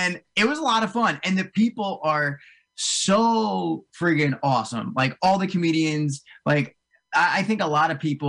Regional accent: Cherry Hill, New Jersey, United States; I grew up in South Jersey. I grew up right outside of like Cherry Hill, way down south. And I live up in like right north of Morristown

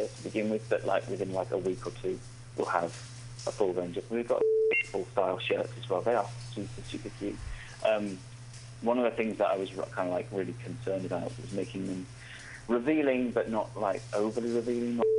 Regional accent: United Kingdom; I'm British

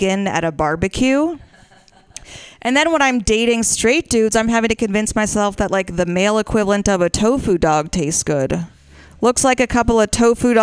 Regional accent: Washington, District of Columbia, United States; moved away; I'm from Washington, D.C.

